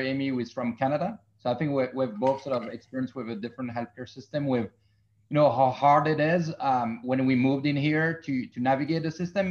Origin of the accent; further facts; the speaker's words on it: Belgium; now in United States; I'm from Belgium in Europe.